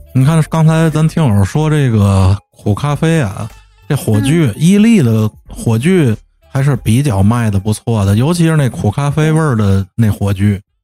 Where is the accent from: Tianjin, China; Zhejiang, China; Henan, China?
Tianjin, China; accent: Tianjin dialect; 我们天津话